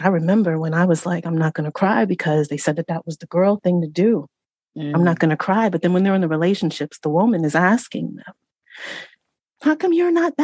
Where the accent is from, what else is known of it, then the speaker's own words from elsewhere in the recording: Central Valley of California, United States; I was raised in Central Valley of California